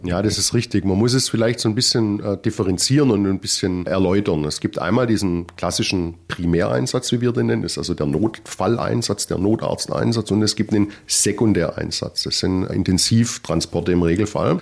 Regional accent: Ludwigsburg, Baden-Württemberg, Germany; accent: Swabian; also born or lived in Leipzig / Tübingen; Ich bin tatsächlich gebürtiger Ludwigsburger und bin über verschiedene Ecken, auch im Studium über Leipzig und Tübingen dann wieder tatsächlich zurückgekommen

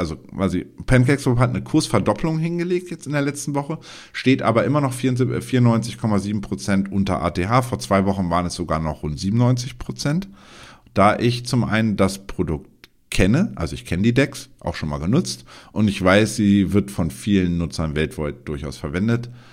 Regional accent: Germany; für uns als Deutsche

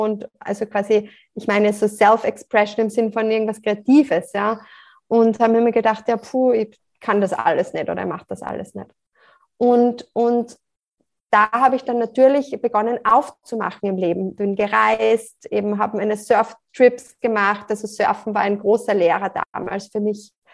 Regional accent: Salzburg, Austria; now in near Graz, Austria; Ich lebe in der Nähe von Graz, komme ursprünglich aus Salzburg

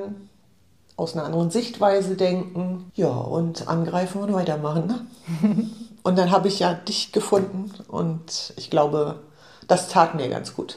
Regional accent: Rostock, Mecklenburg-Vorpommern, Germany; also born or lived in Offenbach; ich bin gebürtige Rostockerin

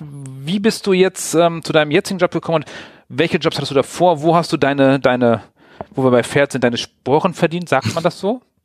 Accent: Wilhelmshaven, Lower Saxony, Germany; moved away; ich komme aus, aus Wilhelmshaven

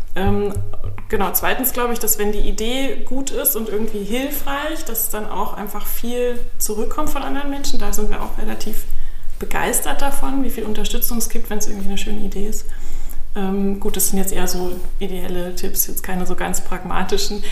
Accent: Bavaria, Germany; moved away as an adult; now in Berlin, Germany; ich komme aus Bayern ursprünglich und bin ähm, schon vor langer Zeit hierher gezogen

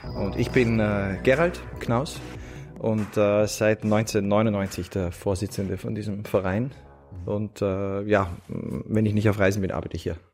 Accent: Vienna, Austria; Ich bin in Wien aufgewachsen

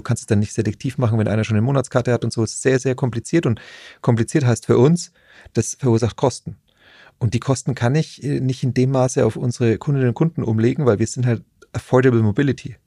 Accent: Nuremberg, Bavaria, Germany; ich bin ja Nürnberger

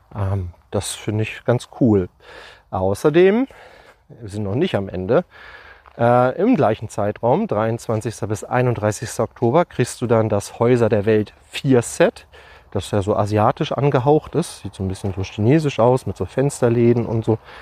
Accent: Lüneburg, Lower Saxony, Germany; bei uns in Lüneburg

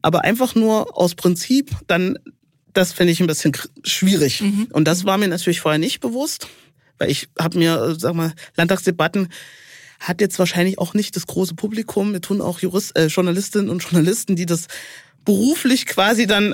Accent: Hohenwarte Dam, Thuringia, Germany; also born or lived in Saalfeld / Erfurt; Ich bin an der Hohen Wartetalsperre aufgewachsen bei meinen Großeltern

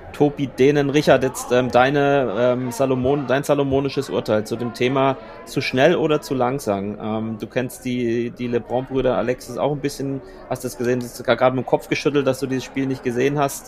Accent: Franconia, Bavaria, Germany; in meiner fränkischen Heimat

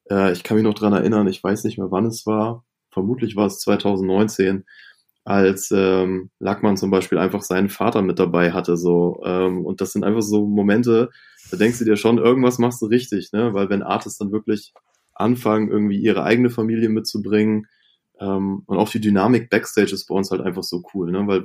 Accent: Northern Germany, Germany; so als Norddeutscher war irgendwie … auch ganz schnell, ganz wichtig für einen.

